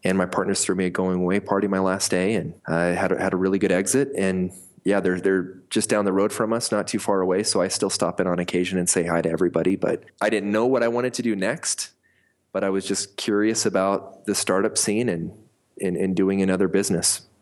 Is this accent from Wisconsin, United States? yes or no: no; Montana, United States; moved away as an adult; also born or lived in Colorado / Rexburg, Idaho; now in Salt Lake City, United States; I was born in Colorado on a ranch my cowboy father uh, moved us to Montana when I was about five years old. My parents split. I lived half my life in Colorado, half in Montana.